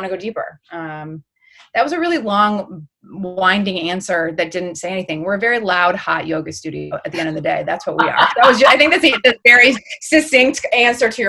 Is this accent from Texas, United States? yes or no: no; Birmingham, Michigan, United States; I grew up in outside of Detroit, in a small town called Birmingham, Michigan